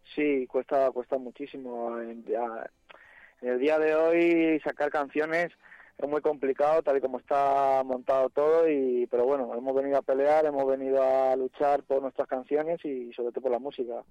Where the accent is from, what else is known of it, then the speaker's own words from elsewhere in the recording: Madrid, Community of Madrid, Spain; somos de Carabanchel, nos hemos criado enfrente de una cárcel